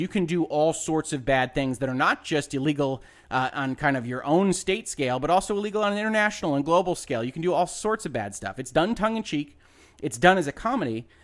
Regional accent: United States; as an American

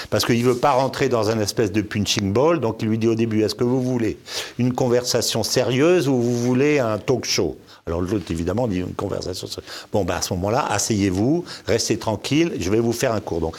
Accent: DR Congo; born there; also born or lived in Senegal / Morocco; moi qui connais très bien l'Afrique, je suis né au Congo, j'ai vécu au Sénégal, au Maroc

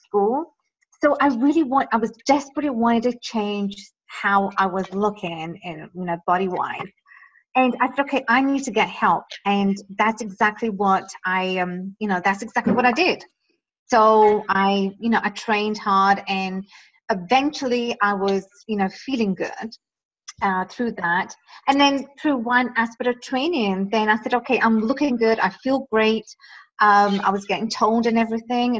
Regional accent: England, United Kingdom; moved away as an adult; now in Toronto, Canada; I grew up in England. So most of my life has been there.

